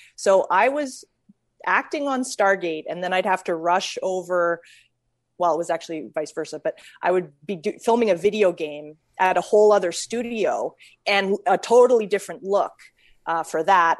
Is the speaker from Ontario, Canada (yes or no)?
no; Calgary, Alberta, Canada; now in United States; I was born in Calgary and I, um, I had a grandpa who was a well-known jazz musician in Calgary.